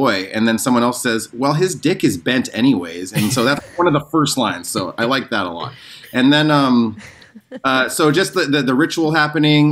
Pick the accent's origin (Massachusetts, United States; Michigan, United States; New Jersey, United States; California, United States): California, United States; the Valley; I was born in the 80s, and I was raised in the Valley in the 80s.